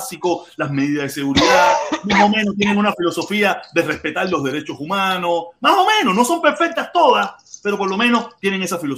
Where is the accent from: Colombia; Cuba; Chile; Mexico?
Cuba; moved away; nosotros que muchos de nosotros que hemos salido de Cuba y hoy en día somos anticastristas, eh, anticomunistas, salimos de Cuba sin que nos dieran un yiti